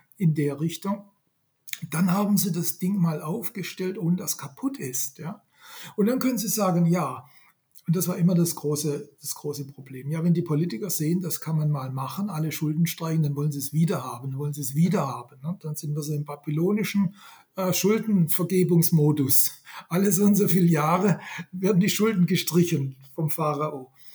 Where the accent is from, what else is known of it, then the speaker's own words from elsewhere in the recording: Swabia, Germany; accent: Swabian; Ich bin ja, ja. gebürtiger Schwabe. Äh, ich kann noch, ich kann noch Schwäbisch